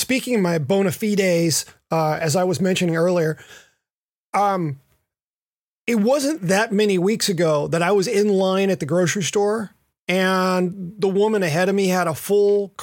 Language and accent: English; the South, United States; I grew up in the South, and so that betrays my inner redneck